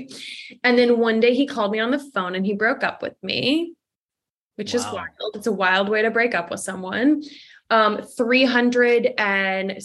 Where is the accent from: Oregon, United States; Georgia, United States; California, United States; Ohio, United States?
California, United States; Los Angeles; also born or lived in Canada; I have dual citizenship. So I'm from Los Angeles.